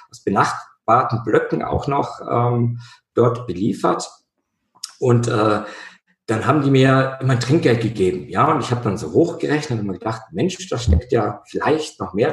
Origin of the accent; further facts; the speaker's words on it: Bavaria, Germany; In meiner Kindheit war immer Schnee bei uns in Bayern